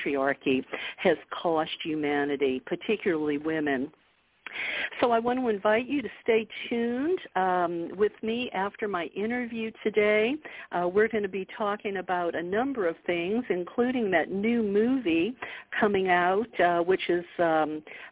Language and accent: English; the South, United States; I grew up in the South